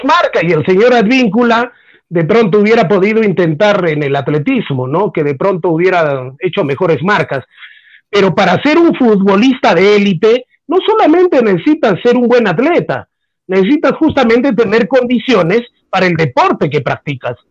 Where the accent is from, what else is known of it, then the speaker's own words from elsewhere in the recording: Peru; como peruano que soy